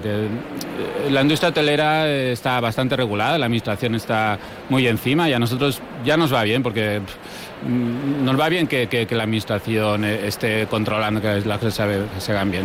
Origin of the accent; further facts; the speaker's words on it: Mallorca, Balearic Islands, Spain; nosotros vivimos en Mallorca